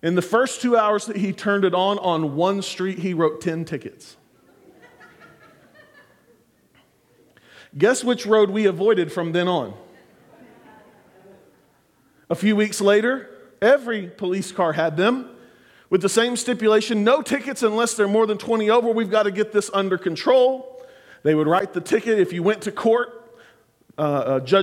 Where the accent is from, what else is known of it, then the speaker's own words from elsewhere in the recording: Clinton, Oklahoma, United States; now in Oklahoma City, United States; When I was growing up in Clinton